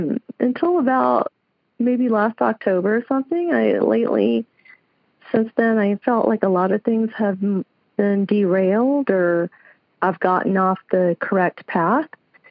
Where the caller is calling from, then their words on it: Lancaster, California, United States; I'm calling from Lancaster, California. It's about an hour south of L.A.